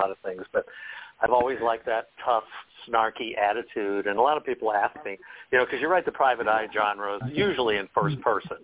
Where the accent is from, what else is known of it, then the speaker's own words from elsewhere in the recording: Des Moines, Iowa, United States; now in Westminster, Colorado, United States; Born and raised in Iowa, Des Moines, Iowa